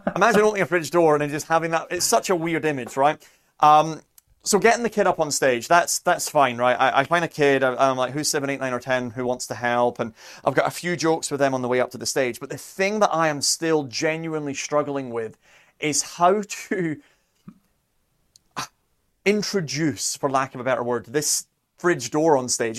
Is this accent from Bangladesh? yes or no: no; near Edinburgh, Scotland, United Kingdom; moved away; I grew up near Edinburgh